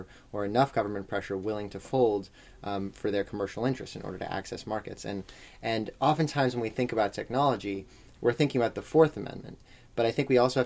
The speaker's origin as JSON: {"language": "English", "region": "California", "country": "United States", "said": "I'm a California kid"}